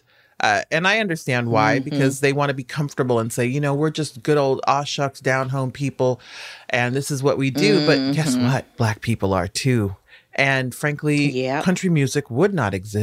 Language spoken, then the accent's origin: English; Nebraska, United States; I'm from Nebraska